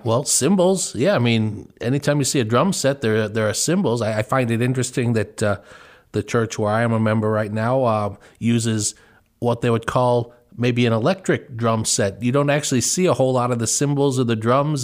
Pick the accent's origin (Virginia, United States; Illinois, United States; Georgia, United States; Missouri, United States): Illinois, United States; Chicago suburbs; I grew up in the Chicago suburbs